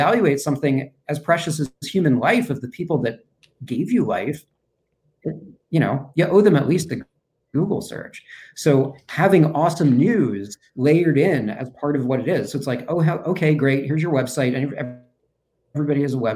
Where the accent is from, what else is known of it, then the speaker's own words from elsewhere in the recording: New York, United States; now in Cincinnati, United States; I'm originally from New York